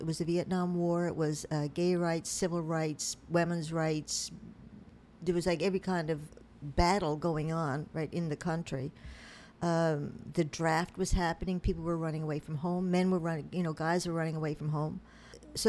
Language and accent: English; Newfoundland and Labrador, Canada; also born or lived in Pittsburgh, United States; now in United States; When I was in Newfoundland, I'm from Newfoundland